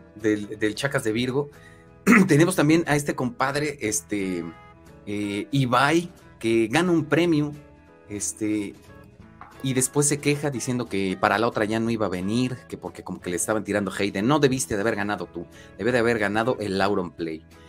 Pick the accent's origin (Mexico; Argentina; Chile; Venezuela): Mexico